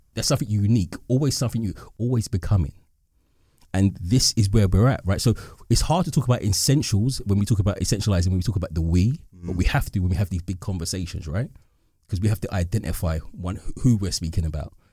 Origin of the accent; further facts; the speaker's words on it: London, United Kingdom; I'm an East Londoner.